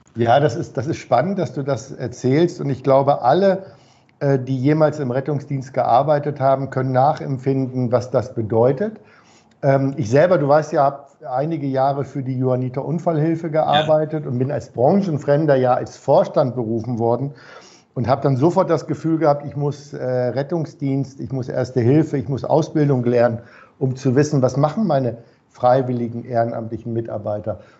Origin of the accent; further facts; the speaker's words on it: Hamburg, Germany; ich bin ja Hamburger